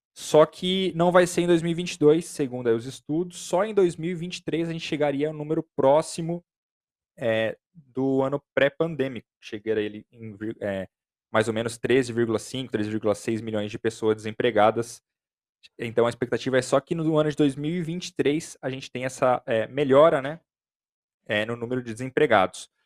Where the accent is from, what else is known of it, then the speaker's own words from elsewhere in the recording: Brazil; a gente é, é brasileiro